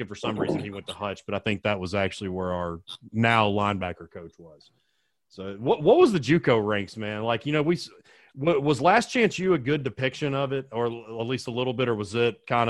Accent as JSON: {"language": "English", "town": "Sherwood", "region": "Arkansas", "country": "United States", "tie": "born or raised there", "said": "So I'm actually from Sherwood"}